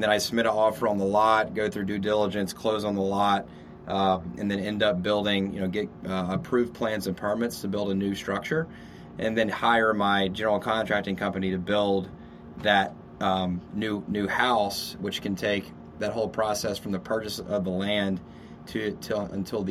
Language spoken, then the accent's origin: English; Louisiana, United States; now in Austin, United States; I'm from Louisiana